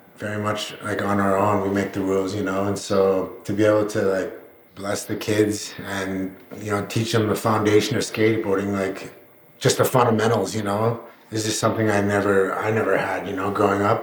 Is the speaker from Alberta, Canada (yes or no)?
yes; Alberta, Canada; I'm from Alberta